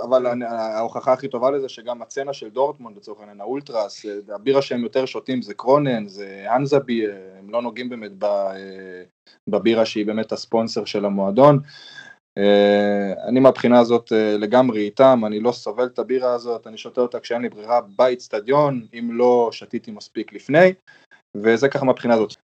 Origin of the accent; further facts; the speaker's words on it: Israel; also born or lived in Germany (born); now in Germany; אני בתור ישראלי שהגיע אז לגרמניה